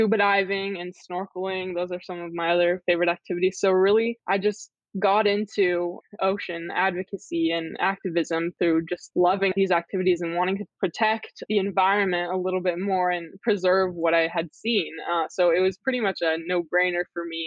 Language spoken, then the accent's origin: English; Northern California, United States; also born or lived in Antigua; I grew up in the mountains in a small mountain town in Northern California